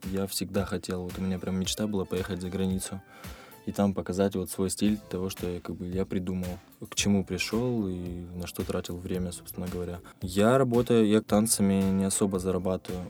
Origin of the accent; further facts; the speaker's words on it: Krasnodar, Krasnodar Krai, Russia; also born or lived in Tbilisi, Georgia; всю свою сознательную жизнь я вырос в, в моем любимом городе Краснодар